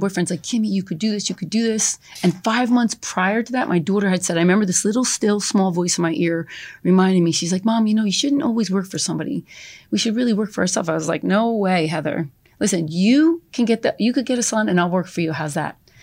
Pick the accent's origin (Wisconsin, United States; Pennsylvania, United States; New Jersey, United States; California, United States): New Jersey, United States; East Brunswick; I was born and raised in East Brunswick